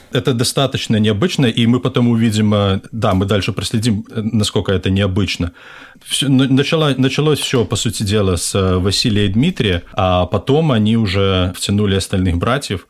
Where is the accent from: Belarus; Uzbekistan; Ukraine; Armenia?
Belarus; я из Беларуси